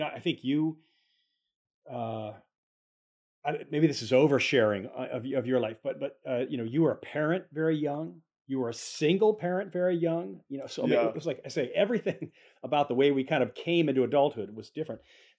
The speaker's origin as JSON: {"language": "English", "town": "Boston", "region": "Massachusetts", "country": "United States", "tie": "born or raised there", "said": "But in the sense that I grew up in the Massachusetts, in the Boston area, in a suburb, you know, while Jess was out in Spokane"}